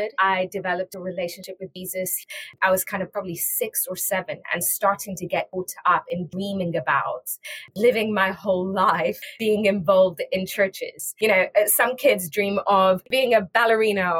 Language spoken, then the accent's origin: English; England, United Kingdom; moved away as an adult; also born or lived in Iran / South Africa; now in Boston, United States; I was born in Iran, grew up in England, studied in England